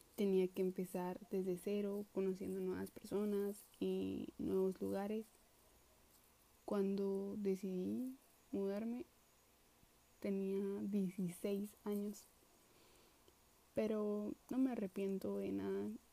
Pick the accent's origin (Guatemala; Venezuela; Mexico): Guatemala; Coatepeque, Quetzaltenango; now in Quetzaltenango, Guatemala; nací el 25 de abril del año 2002 en la ciudad de Coatepeque, departamento de Quetzaltenango. Siempre he vivido en Coatepeque